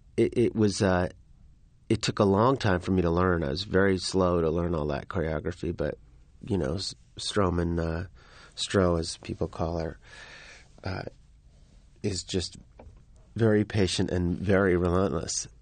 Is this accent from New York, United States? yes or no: yes; New York, United States; I grew up in New York